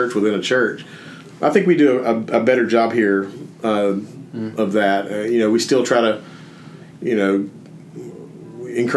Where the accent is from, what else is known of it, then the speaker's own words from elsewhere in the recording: Jasper, Alabama, United States; moved away as an adult; also born or lived in Birmingham, Alabama; when I moved to Birmingham away from Jasper, I tried to make First Baptist Jasper still be my home church